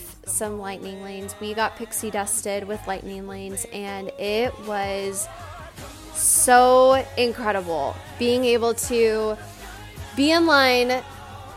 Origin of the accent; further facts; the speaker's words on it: California, United States; I am from California, I grew up going to Disney